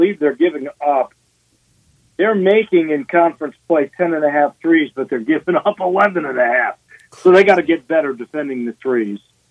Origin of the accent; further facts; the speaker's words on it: Chicago, Illinois, United States; also born or lived in Rocky Mountains / Steamboat Springs, Colorado; now in Memphis, United States; I grew up in Chicago